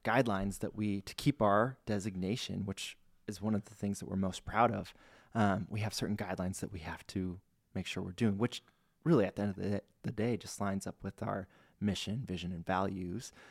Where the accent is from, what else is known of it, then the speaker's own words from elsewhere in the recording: Spokane, Washington, United States; also born or lived in Ellensburg, Washington; I grew up in Spokane.